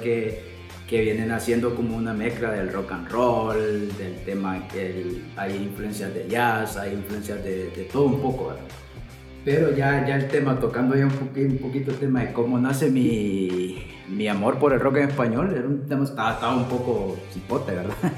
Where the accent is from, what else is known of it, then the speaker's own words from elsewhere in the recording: Colón, Honduras; moved away as an adult; also born or lived in Tegucigalpa, Honduras; soy de, de la capital, soy capitalino, pero me crié en Colón. Me crié en Colón hasta, hasta la, eh, edad de que ya me tocaba venirme para la universidad